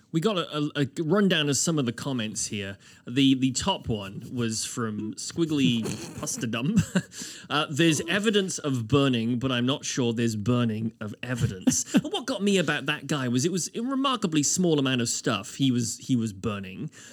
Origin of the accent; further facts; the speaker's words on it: United Kingdom; now in Halifax, Canada; as a Brit